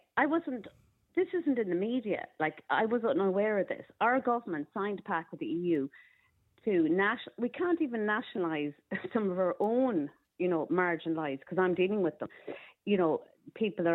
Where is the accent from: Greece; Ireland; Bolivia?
Ireland; also born or lived in France / Belgium; we cannot forget where we come from as Irish people.